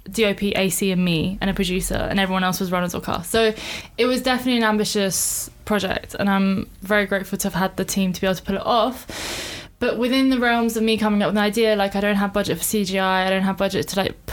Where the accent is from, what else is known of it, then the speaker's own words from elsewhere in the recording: England, United Kingdom; also born or lived in Iran; So I was born in Iran. Uh, I came here when I was five. Uh, I've lived in many cities in England and in many areas within London. I'm a bit of a nomad. Don't really have an allegiance to some place in England, to be honest.